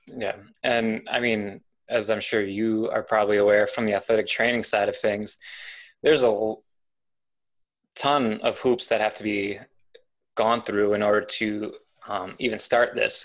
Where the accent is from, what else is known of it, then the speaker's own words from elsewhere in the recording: Milwaukee, Wisconsin, United States; moved away; I'm not from this area. I'm originally from Milwaukee